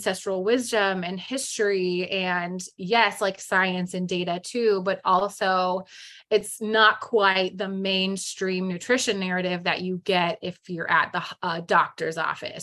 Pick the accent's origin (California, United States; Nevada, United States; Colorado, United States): California, United States; San Jose; moved away as an adult; now in Arizona, United States; I was living in the Bay Area, San Jose, California. And that's where I'm from, born and raised there my whole life.